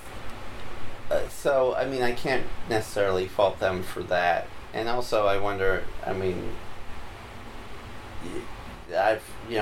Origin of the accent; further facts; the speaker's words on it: Utah, United States; now in Seattle, United States; growing up in Utah